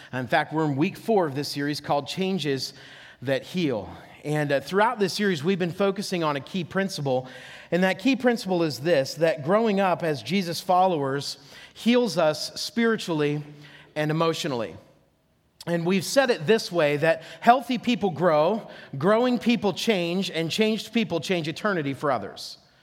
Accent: near Oil City, Franklin area, Pennsylvania, United States; I grew up up near Oil City, Franklin area

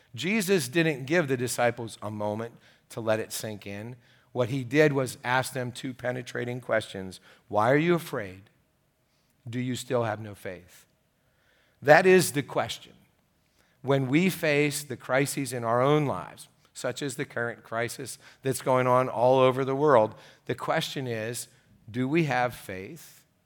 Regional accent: United States; the interesting thing about being an American, and great thing about being American, is we're all, uh, filled with opinions

